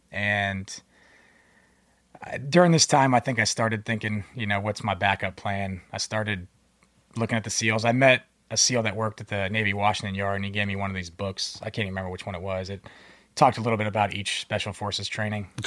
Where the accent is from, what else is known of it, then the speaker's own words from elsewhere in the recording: Philippines; born there; I was born in the Philippines. My parents were both active duty Subic Bay Naval Base.